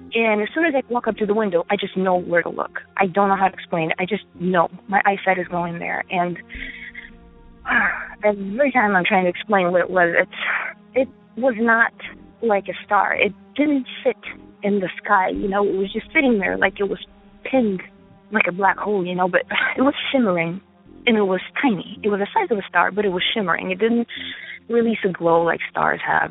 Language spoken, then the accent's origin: English; Ukraine; now in United States; I am from Ukraine currently I live in the United States